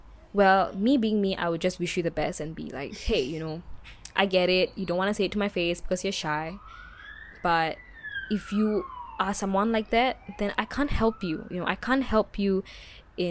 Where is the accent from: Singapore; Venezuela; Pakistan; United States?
Singapore; It's not like I'm not Singaporean or anything. Because anyone knows me that I'm very Singaporean.